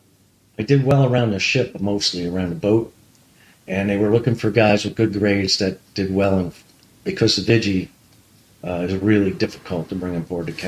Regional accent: Long Island, New York, United States; I grew up in Long Island, out in the potato fields.

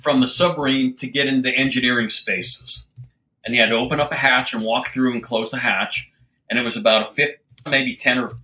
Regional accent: Littleton, Colorado, United States; moved away; I grew up in Littleton, Colorado and dropped out of high school

